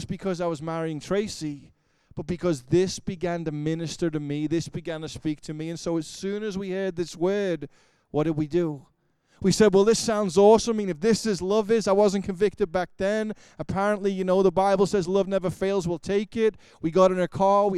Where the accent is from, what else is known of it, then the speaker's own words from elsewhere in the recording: Liverpool, North West England, United Kingdom; moved away; I grew up in Liverpool, England.